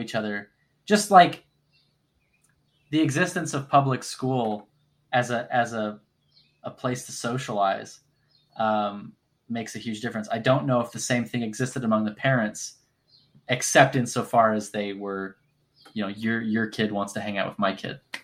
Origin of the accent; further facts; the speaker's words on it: North Texas, United States; I grew up in North Texas